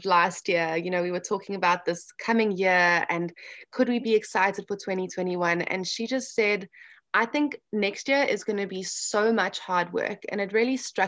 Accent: South Africa; now in Orlando, United States; being South African

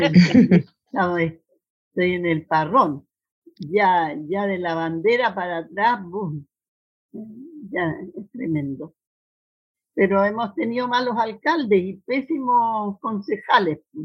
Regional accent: Temuco, Araucanía, Chile; somos coterráneos. Yo también soy de Temuco

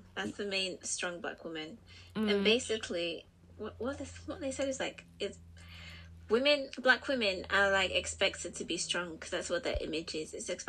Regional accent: Liverpool, North West England, United Kingdom; accent: Scouse; I was about to say, I'm from Liverpool, but that was going to give it away.

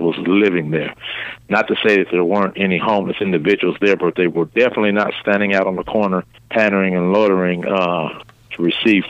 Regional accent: Des Moines, Iowa, United States; moved away; being back in my hometown

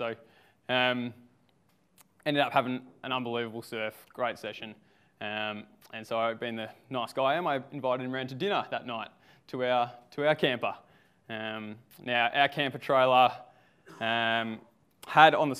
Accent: Victoria, Australia; moved away as an adult; now in Sunshine Coast, Australia; I'm from the Sunshine Coast. Actually, not always from the Sunshine Coast, from Victoria

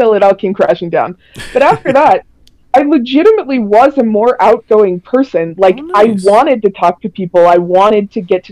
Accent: Minnesota, United States; I'm from Minnesota, and we have just a ton of natural forest area.

